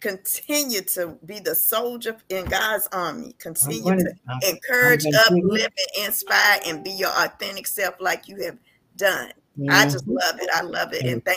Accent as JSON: {"language": "English", "town": "Washington", "region": "District of Columbia", "country": "United States", "moved": "yes", "lives_now": "Houston, United States", "said": "I'm from Washington, D.C."}